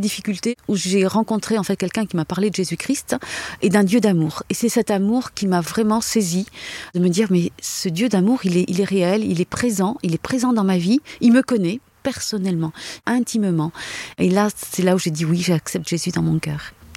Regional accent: France; Je suis née en France

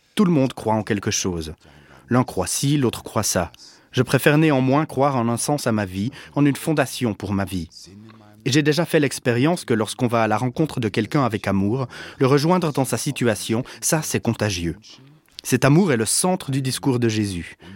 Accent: Germany; je suis allemand

